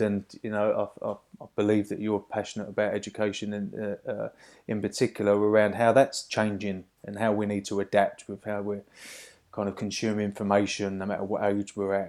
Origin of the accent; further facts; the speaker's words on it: Hoddesdon, East of England, United Kingdom; my hometown of, uh, Hoddesdon over in Hertfordshire